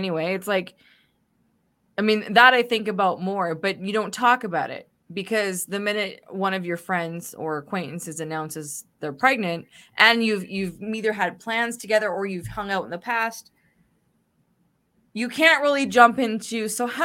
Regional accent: Canada; as a Canadian

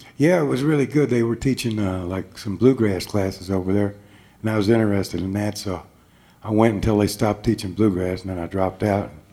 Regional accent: Chicago, Illinois, United States; Me and my three brothers are all Born and raised in Chicago.

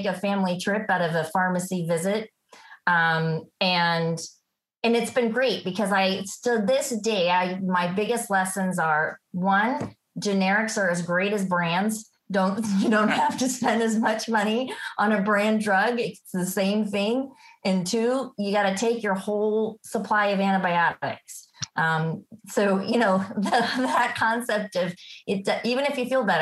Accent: Natchitoches, Louisiana, United States; I come from Natchitoches, Louisiana. For those of you who don't know, we are the town south of Shreveport

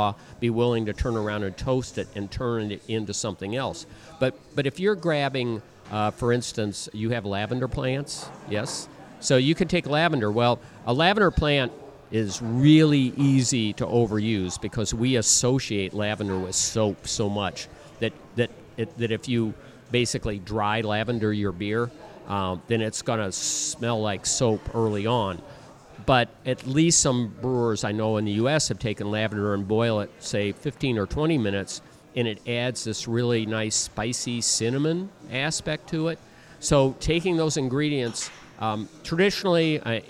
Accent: Midwest, United States; accent: Midwest; that's my Midwest accent

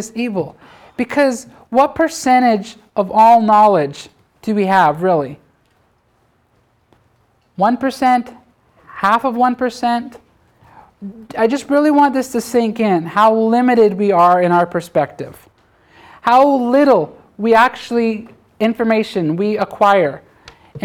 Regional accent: Canada; I'm a Canadian.

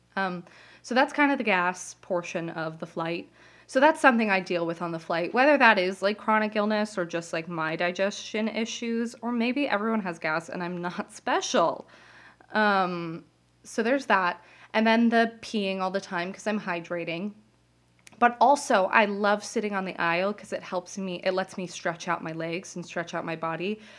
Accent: Las Vegas, Nevada, United States; moved away as an adult; now in New Jersey, United States; I go to school in New Jersey, and I'm from Las Vegas

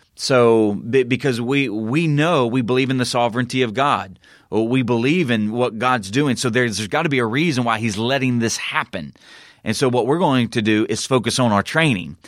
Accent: Southern United States, United States; accent: Southern; my Southern accent

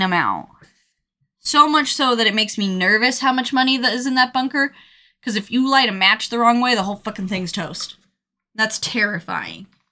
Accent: Colorado, United States; I'm from Colorado.

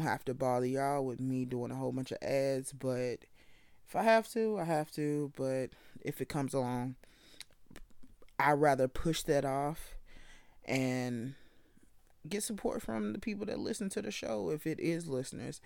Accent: the South, United States; I'm from the South

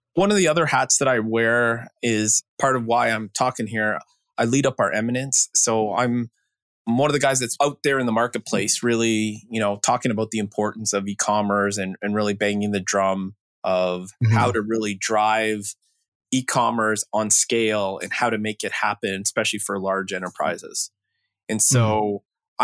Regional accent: Canada; I grew up in Canada graduate of Waterloo computer science up there

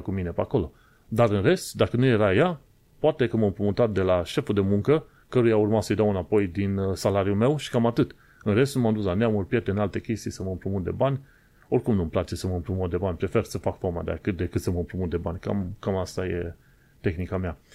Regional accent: Romania; moved away as an adult; now in London, United Kingdom; Când am plecat din România

